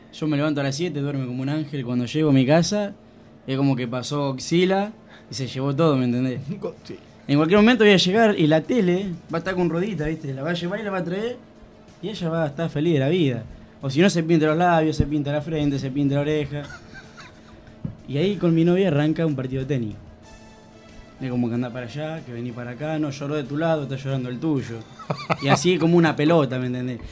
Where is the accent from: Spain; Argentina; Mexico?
Argentina; somos ordinarios los argentinos también